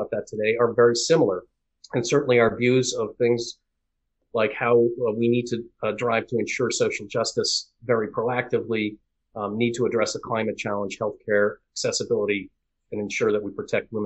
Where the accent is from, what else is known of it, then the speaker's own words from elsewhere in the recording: Boston, Massachusetts, United States; I was born in the Boston area, raised here